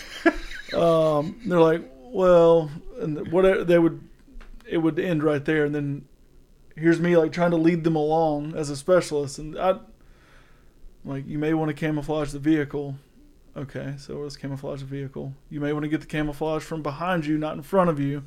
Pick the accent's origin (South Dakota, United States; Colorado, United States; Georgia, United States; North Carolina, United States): Georgia, United States; I'm from Georgia